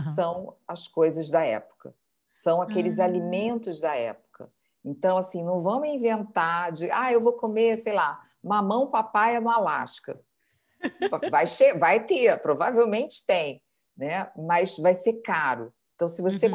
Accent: Brazil; moved away as an adult; also born or lived in New York; now in Lisbon, Portugal; saí do Brasil

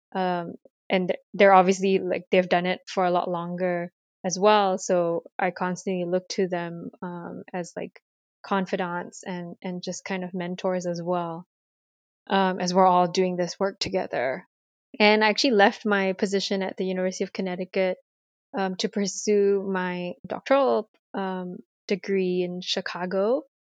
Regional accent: Malaysia; moved away as an adult; now in United States; growing up in Malaysia, I'm ethnically Chinese

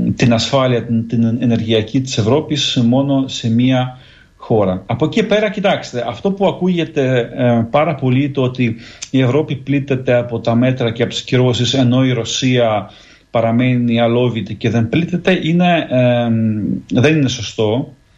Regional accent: Greece; now in Ukraine; ως Έλληνας που ζει στην Ουκρανία

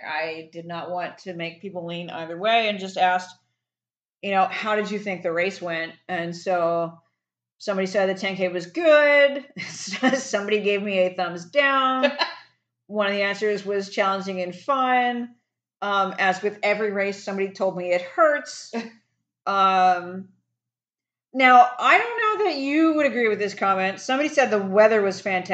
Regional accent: Philadelphia, Pennsylvania, United States; now in Houston, United States; my hometown Philadelphia

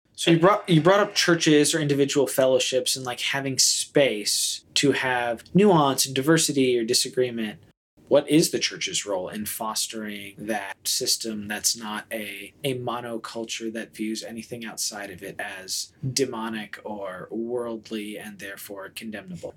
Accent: United States; as American Christians who feel very fondly and patriotically about our citizenship and our country

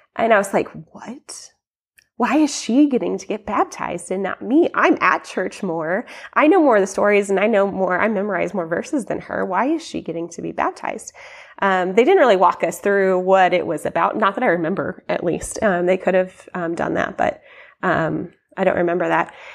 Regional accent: Columbia, United States; I grew up here in Columbia

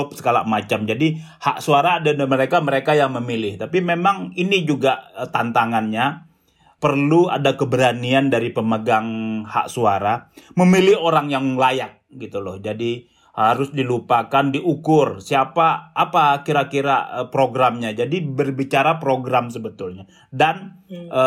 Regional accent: Padang, West Sumatra, Indonesia; Semen Padang itu klub sepak bola kampung saya Lisa

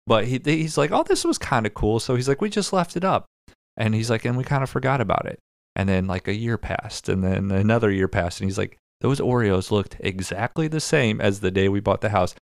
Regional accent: Midwest, United States; We're from the Midwest

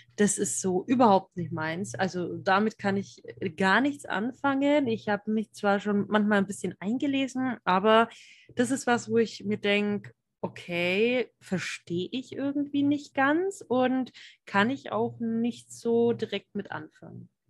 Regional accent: Franconia, Bavaria, Germany; ich komme ja aus dem Frankenland hier, also ich bin Fränkin

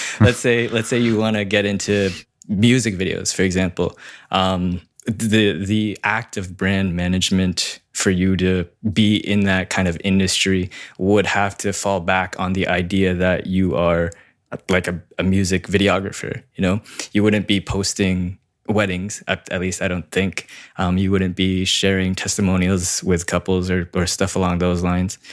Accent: Canada; I'm a Canadian wedding filmmaker, mostly servicing Toronto and the surrounding areas.

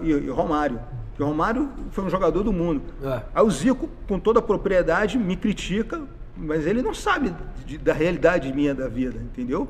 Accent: Rio de Janeiro, Brazil; also born or lived in Porto Alegre; Eu vim do Morro do Tabajara, no Rio de Janeiro, família da minha mãe.

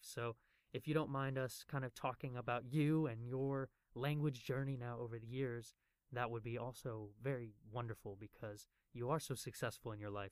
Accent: United States; now in Taiwan; as a foreigner here in Taiwan, and looking back at my home country of the United States

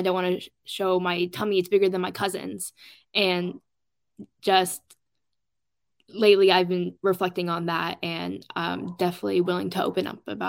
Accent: Portland, Oregon, United States; I'm from Oregon, mainly the Portland metro area

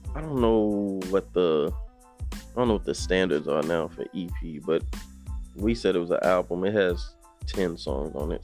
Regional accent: Austin, Texas, United States; also born or lived in Temple, Texas; I'm originally from Temple, but I was raised in Austin

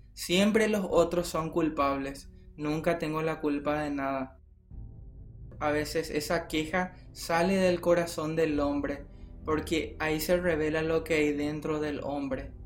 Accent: Paraguay; como paraguayos mismos

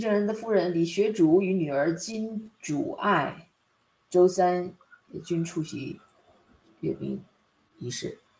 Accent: North Korea; 我们朝鲜人可能朝鲜举国上下也就这些人

